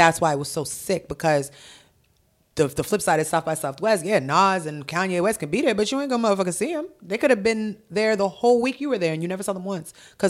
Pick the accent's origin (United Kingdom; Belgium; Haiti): Haiti; born there; It's in Tomod, Haiti, where I was born in Haiti.